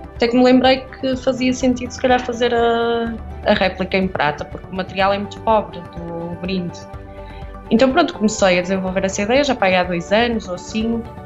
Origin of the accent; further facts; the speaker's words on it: Portugal; moved away; Eu sou de Viena, cresci, a pastelaria ainda existia do meu bisavô